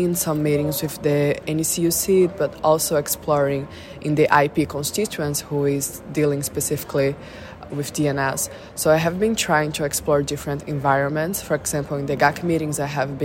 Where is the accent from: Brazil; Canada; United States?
Brazil; Northeast Region; I come from Brazil in a vulnerable community in the Northeast